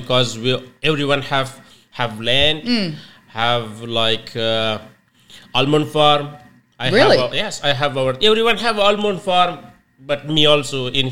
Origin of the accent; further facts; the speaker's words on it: Afghanistan; English is a second language; also born or lived in Pakistan; now in Robinvale, Australia; in Afghanistan, the place when I born is not a city, like a mountain place.